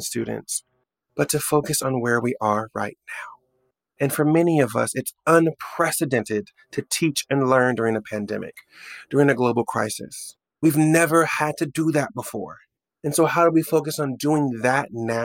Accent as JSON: {"language": "English", "town": "Oklahoma City", "region": "Oklahoma", "country": "United States", "tie": "born or raised there", "also_born_or_lived": "New York", "moved": "as an adult", "said": "I'm driving around my hometown. By the way, there's a life update. I've left New York and I've moved back to Oklahoma City for work."}